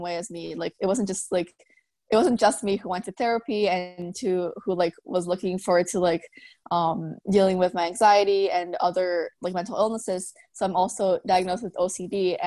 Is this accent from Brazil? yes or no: yes; Brazil; moved away as an adult; now in Vancouver, Canada; I moved here to Vancouver 2 years ago, and I was born in Brazil